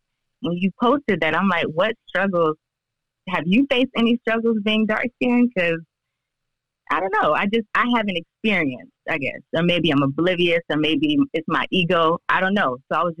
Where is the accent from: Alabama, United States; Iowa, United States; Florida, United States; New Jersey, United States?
Florida, United States; St. Petersburg; I'm from St. Petersburg, Florida.